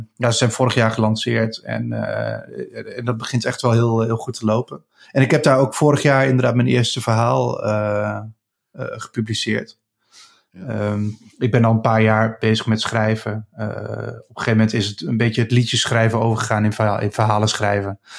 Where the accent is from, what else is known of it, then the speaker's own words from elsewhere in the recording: Achterhoek, Gelderland, Netherlands; in de achterhoek waar ik vandaan kom in Nederland.